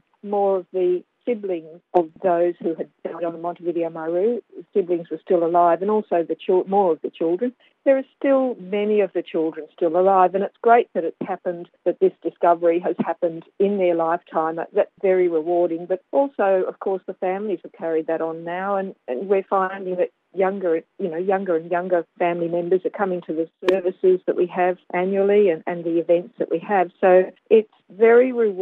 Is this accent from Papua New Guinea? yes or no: yes; Rabaul, East New Britain, Papua New Guinea; we grew up in Rabaul